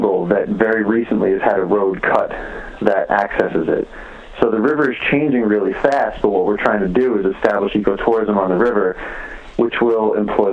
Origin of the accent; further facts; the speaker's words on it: New York, United States; I grew up in New York, and my parents would always bring me to the Bronx Zoo